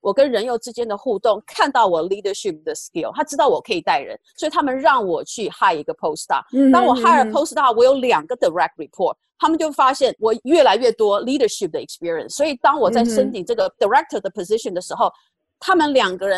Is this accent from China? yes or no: no; Taiwan; 可是我们在从小在台湾什么时候完全没有去？所以其实这个东西对我们来讲是一个很大的 challenge。